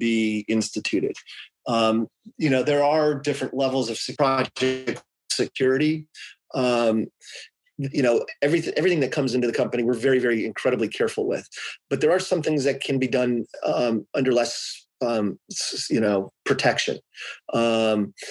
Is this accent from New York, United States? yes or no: no; Atlanta, Georgia, United States; now in California, United States; I grew up in Atlanta. I could go back to Atlanta